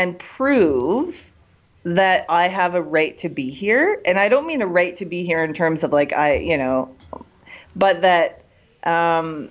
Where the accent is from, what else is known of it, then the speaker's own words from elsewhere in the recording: Kelowna, British Columbia, Canada; my grandpa, Rudy, he started the first taxi cab company in my hometown in Kelowna, BC